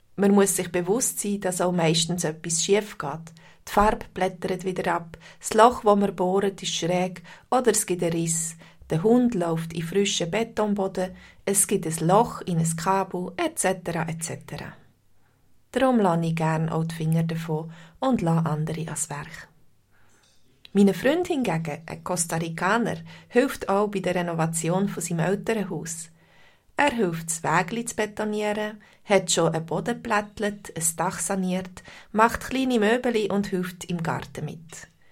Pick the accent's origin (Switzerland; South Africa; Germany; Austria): Switzerland; Bei uns in der Schweiz